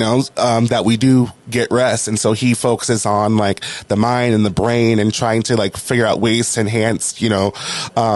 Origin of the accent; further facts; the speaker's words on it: New Orleans, Louisiana, United States; also born or lived in Washington; now in Los Angeles, United States; I was born in New Orleans, Louisiana